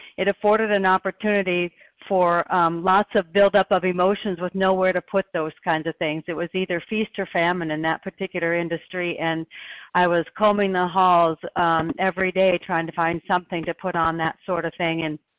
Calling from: Oregon, United States

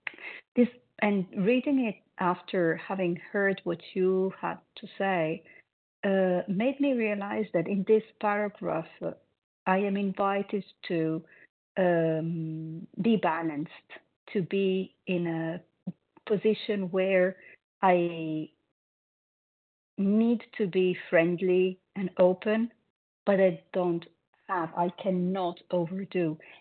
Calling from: Paris, Île-de-France, France; I'm calling from Paris.

